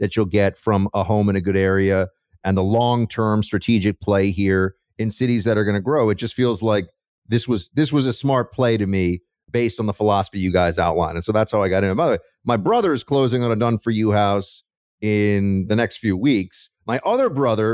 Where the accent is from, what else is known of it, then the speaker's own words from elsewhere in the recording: New York City, New York, United States; I grew up in New York City